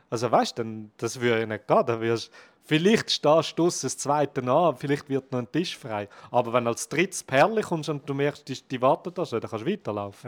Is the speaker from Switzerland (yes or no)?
yes; Switzerland; bei uns in der Schweiz